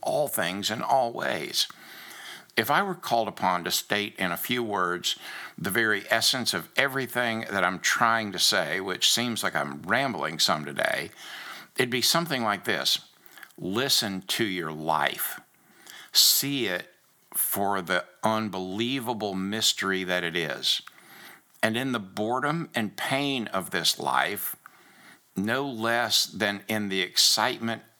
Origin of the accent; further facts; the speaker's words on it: Daytona Beach, Florida, United States; moved away; also born or lived in Rhode Island / Lubbock, Texas / Georgia; growing up in Daytona Beach and the ocean and the beauty of it